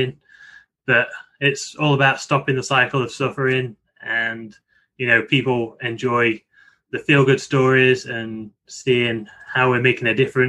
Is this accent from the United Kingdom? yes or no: yes; Nottingham, East Midlands, United Kingdom; moved away as an adult; now in Tampa, United States; it's pretty close to where I grew up. I'm from Nottingham, and that's based in Yorkshire